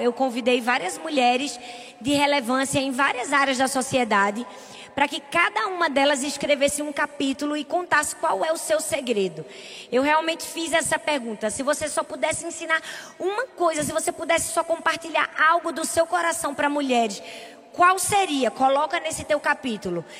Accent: Northeast Region, Brazil; a gente é nordestino

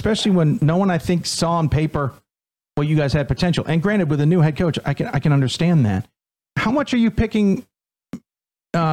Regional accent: Chicago, Illinois, United States; growing up in Chicago

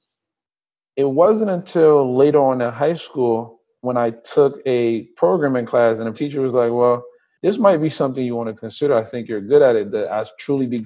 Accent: Trenton, New Jersey, United States; also born or lived in Liberia / Willingboro, New Jersey / New Brunswick, New Jersey; now in Los Angeles, United States; I was born in Liberia, came here when I was about 8. I grew up in New Jersey, primarily in Trenton

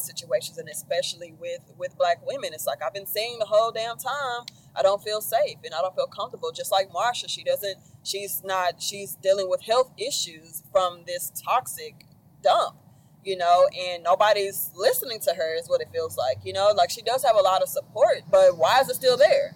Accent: Dallas, Texas, United States; I'm from Dallas

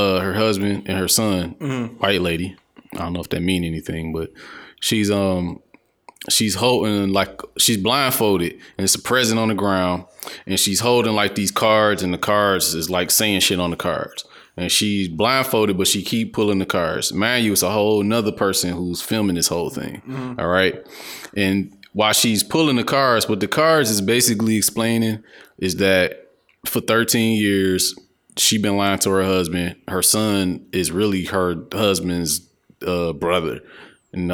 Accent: Detroit, Michigan, United States; I'm from the East Side

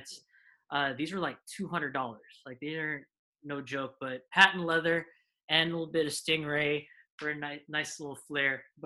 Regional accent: Fort Washington, Maryland, United States; moved away as an adult; also born or lived in Brooklyn, New York / Berkeley, California; now in Bay Area, United States; I was born in Brooklyn. I lived there for 3 years. Then I moved to the DMV. My dad, he got a job at Georgetown at the time, Georgetown Hospital. So we moved down there, and I lived in Fort Washington

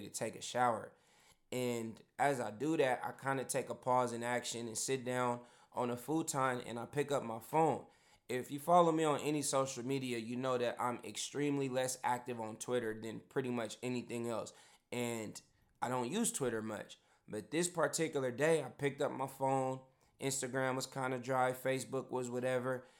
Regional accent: Bay Area, California, United States; moved away as an adult; also born or lived in Los Angeles, United States; now in Portland, United States; before that, I grew up and was a Bay Area person the whole time

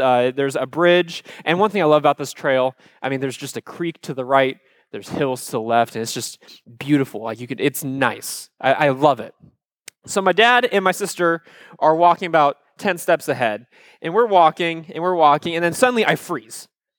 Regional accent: Cedar Rapids, Iowa, United States; I love Iowa. I grew up in Cedar Rapids, Iowa, which is, if you've never been there before, think of a town like Fort Myers, about the same size.

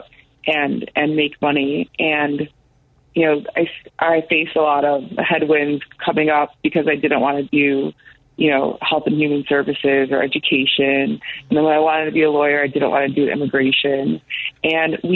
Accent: Chicago, Illinois, United States; So I grew up in Logan Square, and this is not like today's Logan Square.

